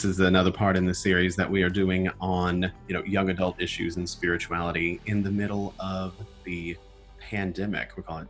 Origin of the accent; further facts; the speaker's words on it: Southern United States, United States; As a Southerner, I feel very comforted by the number of names there.